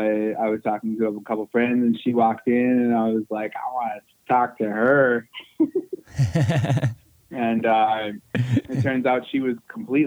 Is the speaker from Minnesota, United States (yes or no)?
yes; Minneapolis, Minnesota, United States; also born or lived in Duluth, Minnesota; I'm from here.